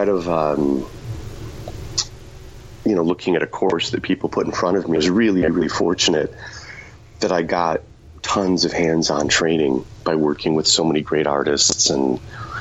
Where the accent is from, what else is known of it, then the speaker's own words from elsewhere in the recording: Chicago, Illinois, United States; now in Los Angeles, United States; I'm from Chicago originally.